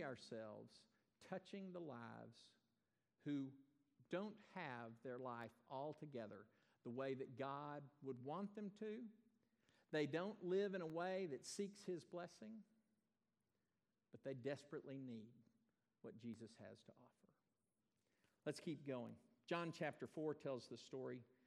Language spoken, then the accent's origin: English; Texas, United States; also born or lived in Iowa; I wasn't born here, but I have grabbed that nomenclature for my own life. I got here about 15 months old